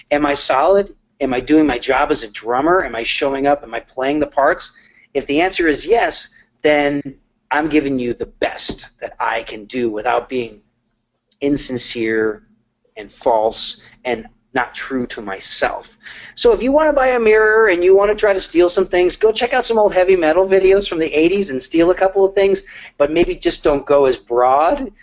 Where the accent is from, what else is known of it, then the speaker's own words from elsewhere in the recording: Connecticut, United States; now in Nashville, United States; I'm from Connecticut. I never thought that I would move to Nashville